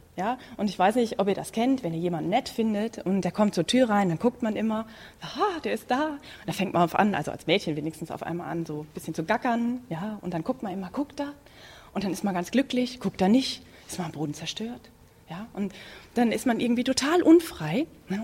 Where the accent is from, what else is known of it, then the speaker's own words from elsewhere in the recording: Münsterland, North Rhine-Westphalia, Germany; ich komme gebürtig aus Münsterland, da gibt es Schützenfest